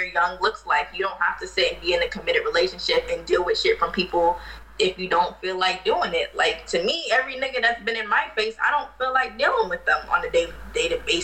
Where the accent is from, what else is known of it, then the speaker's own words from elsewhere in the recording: New York City, New York, United States; now in North Carolina, United States; I was born and raised in Queens, New York, and I live in North Carolina